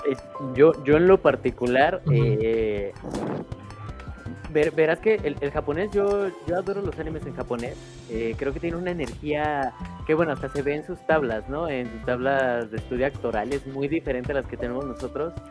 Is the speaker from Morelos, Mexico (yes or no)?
no; Puebla, Mexico; me equivoqué, es que los pedí de Tijuana y yo soy de Puebla.